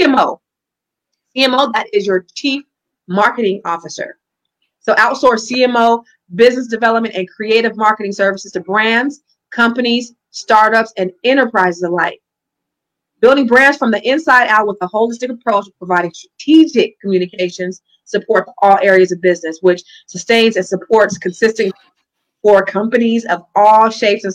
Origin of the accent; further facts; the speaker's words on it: California, United States; the way we say it in Cali